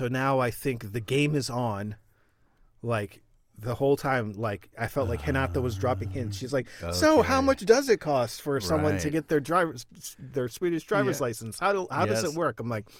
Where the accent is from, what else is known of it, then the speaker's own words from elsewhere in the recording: Florida, United States; now in Sweden; Eco driving, man, I'm from Florida.